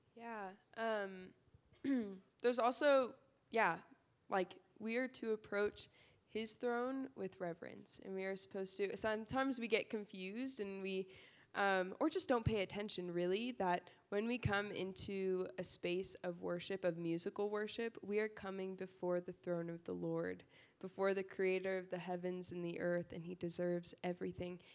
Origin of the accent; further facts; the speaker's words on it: Burbank, California, United States; I grew up in SoCal, uh, Burbank Valley area